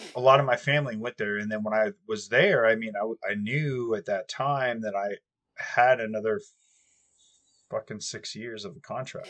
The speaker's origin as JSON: {"language": "English", "country": "United States", "said": "I'm an American through and through"}